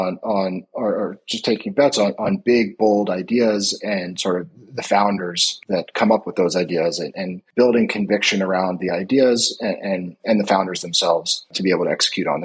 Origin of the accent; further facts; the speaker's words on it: Philadelphia, Pennsylvania, United States; moved away as an adult; also born or lived in New York / Palo Alto; now in Norway; So I am originally from the U.S., originally from Philadelphia, live now in Norway